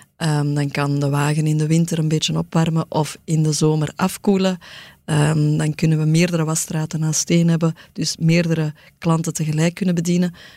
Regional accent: Antwerp, Flanders, Belgium; ik kom van het Kiel, ehm, uit een arbeidersgezin

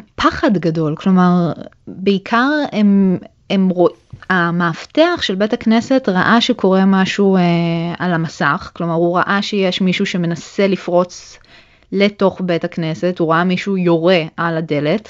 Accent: Israel; moved away as an adult; also born or lived in Germany (born); now in Berlin, Germany; חזרנו בחזרה לישראל, ולמעשה גדלתי כל חיי בארץ

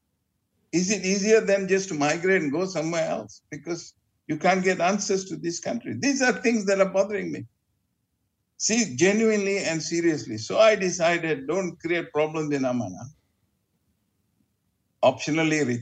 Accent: Sungai Petani, Kedah, Malaysia; now in Petaling Jaya, Malaysia; I'm originally from Sungai Petani, this is home.

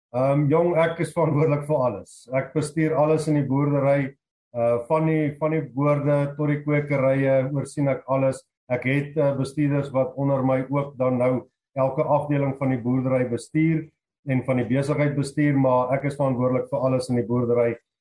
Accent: Free State, South Africa; moved away as an adult; also born or lived in Lowveld, Mpumalanga; now in Mpumalanga, South Africa; 2005 het ek Laagveld toe getrek uh, van die Vrystaat af. Ek is ou Vrystater.

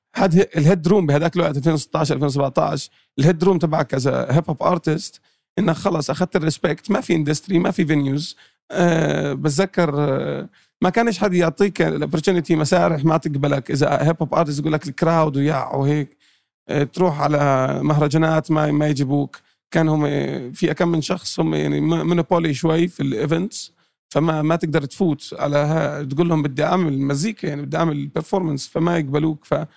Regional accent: Jordan; moved away; also born or lived in Palestine; أنا أردني فلسطيني

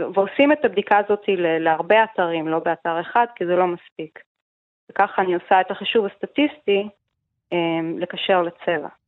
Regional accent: Israel; בתור ישראלים

